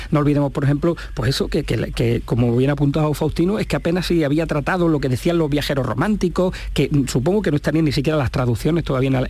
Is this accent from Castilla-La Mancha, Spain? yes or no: no; Granada, Andalusia, Spain; quizá como granadino pues, un poco de chauvinismo